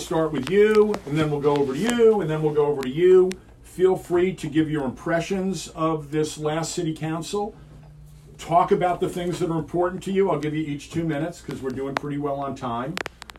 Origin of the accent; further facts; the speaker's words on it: New York City, New York, United States; I grew up in Manhattan in the 60s and 70s.